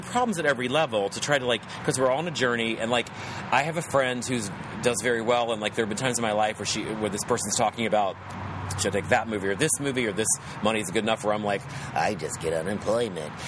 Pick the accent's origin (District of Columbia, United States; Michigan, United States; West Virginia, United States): West Virginia, United States; accent: West Virginia; my West Virginia accent comes out